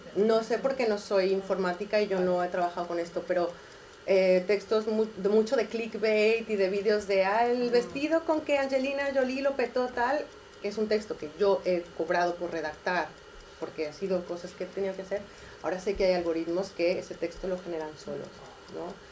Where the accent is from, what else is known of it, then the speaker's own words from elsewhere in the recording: Mexico; moved away as an adult; also born or lived in Catalonia, Spain; now in Spain; Ah, nací en México. Llevo también aquí como 14 años